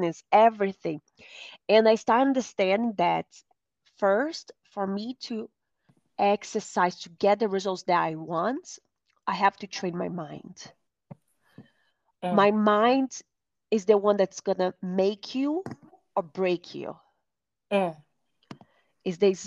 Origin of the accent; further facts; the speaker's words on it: Brazil; now in United States; I grew up in Brazil. Now I live in the United States.